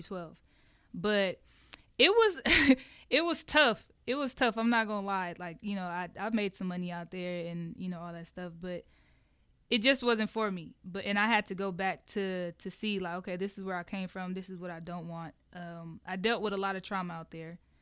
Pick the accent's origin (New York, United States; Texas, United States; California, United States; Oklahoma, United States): California, United States; Oakland; moved away; Oakland is, is, it was rough